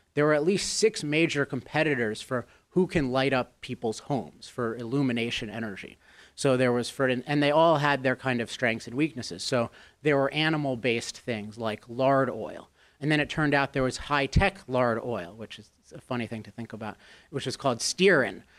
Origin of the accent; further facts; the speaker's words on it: Chevy Chase, Maryland, United States; I grew up in Chevy Chase, Maryland